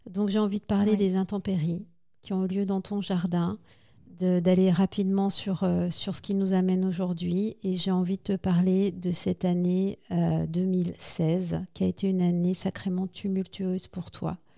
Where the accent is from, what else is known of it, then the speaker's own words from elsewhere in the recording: Haute-Savoie, Auvergne-Rhône-Alpes, France; je viens de Haute-Savoie. J'habite un tout petit